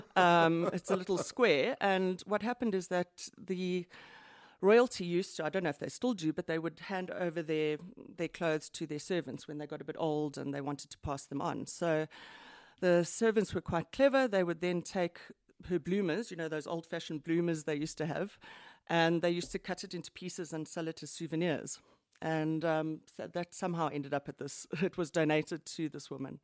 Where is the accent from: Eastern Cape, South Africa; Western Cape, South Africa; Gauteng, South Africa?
Gauteng, South Africa; Johannesburg; I'm from Johannesburg, born and bred. I've spent most of my life here